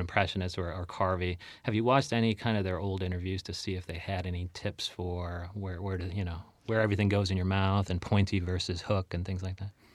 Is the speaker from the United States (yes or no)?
yes; Chicagoland, Illinois, United States; I'm from Chicagoland